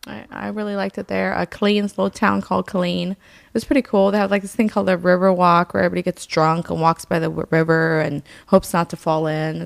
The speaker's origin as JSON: {"language": "English", "country": "Germany", "tie": "born or raised there", "said": "I grew up in Germany, or I lived on and off a lot in Germany, and it was always so fucking cold."}